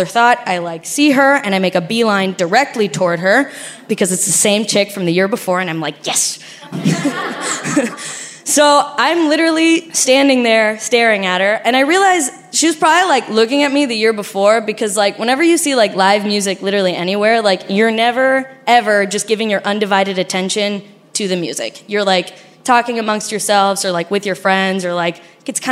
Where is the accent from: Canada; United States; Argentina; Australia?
Argentina; accent: Argentinian; My accent is Argentinian because I'm Argentinian